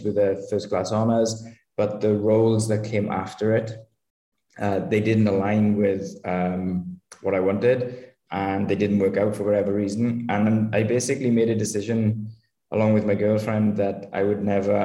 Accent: Wales, United Kingdom; moved away as an adult; I'm originally from Wales in the UK

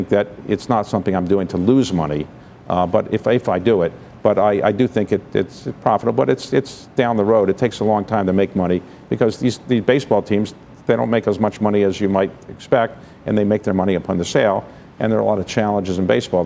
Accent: Baltimore, Maryland, United States; now in Washington, D.C., United States; I'm from Baltimore

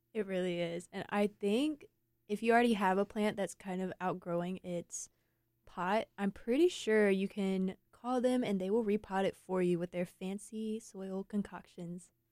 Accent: Eaton, North Carolina, United States; now in Raleigh, United States; I'm from Eaton. It's a lot flatter, a lot more rural

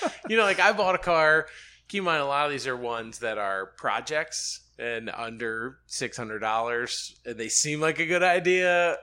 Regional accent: Birmingham, Alabama, United States; moved away as an adult; now in Charlotte, United States; I grew up in Birmingham

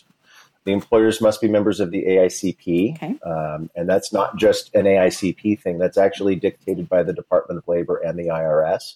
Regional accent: Simi Valley, California, United States; also born or lived in New York; now in Los Angeles, United States; I grew up in Simi Valley, California

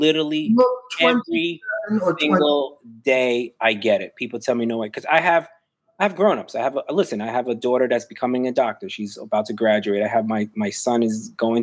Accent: New York City, New York, United States; moved away as an adult; now in Huntington, United States; I live in Huntington right now. I grew up on Lower East Side Manhattan all my life.

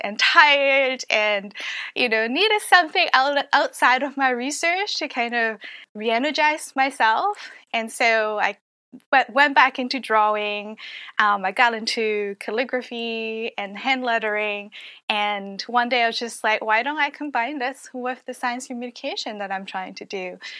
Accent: Hong Kong; moved away; also born or lived in Canada; I grew up in Hong Kong

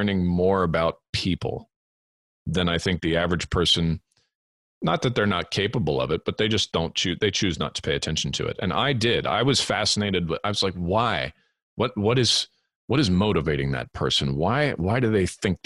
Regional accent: Southern California, United States; moved away as an adult; also born or lived in Edmonton, Alberta, Canada / England; I was born in Edmonton, Alberta, in Canada, grew up there for the first 8 years of my life. And then we emigrated to Southern California, where I lived the following 13

